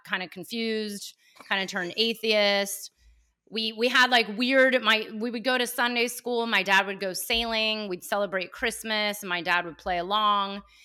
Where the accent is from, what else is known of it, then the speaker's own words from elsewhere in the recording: Cupertino, California, United States; Born and raised in Cupertino before it became known as Cupertino